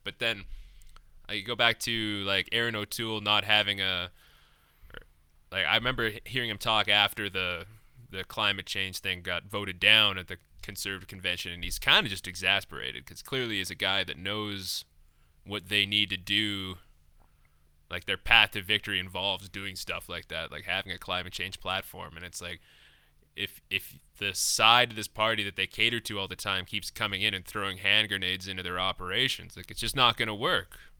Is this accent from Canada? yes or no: yes; Lethbridge, Alberta, Canada; moved away; I'm from Lethbridge